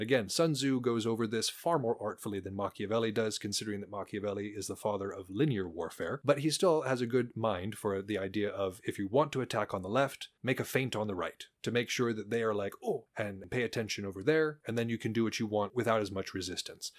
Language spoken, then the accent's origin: English; Montana, United States; I'm from Montana.